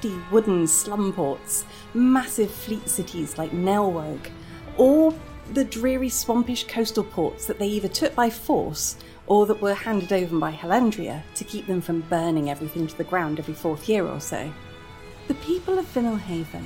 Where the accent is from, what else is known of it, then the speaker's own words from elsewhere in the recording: United Kingdom; in my home country of the UK